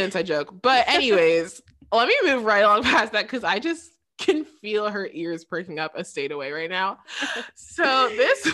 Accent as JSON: {"language": "English", "town": "Flint", "region": "Michigan", "country": "United States", "said": "I'm from Flint."}